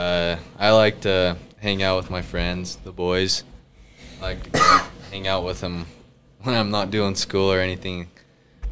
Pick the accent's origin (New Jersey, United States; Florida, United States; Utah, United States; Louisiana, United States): Utah, United States; Altamont; also born or lived in Duchesne, Utah; originally I'm from Duchesne. Oh. I just moved up to Altamont in, like, second grade